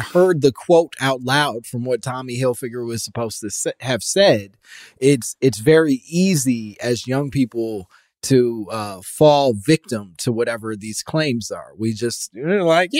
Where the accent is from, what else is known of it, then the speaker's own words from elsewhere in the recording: Chicago, Illinois, United States; also born or lived in Michigan; I'm from Chicago